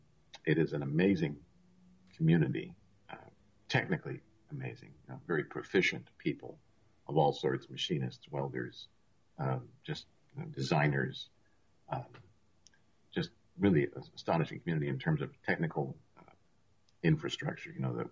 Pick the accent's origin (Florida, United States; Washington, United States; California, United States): Washington, United States; Seattle; now in Port Townsend, United States; I grew up mostly in Seattle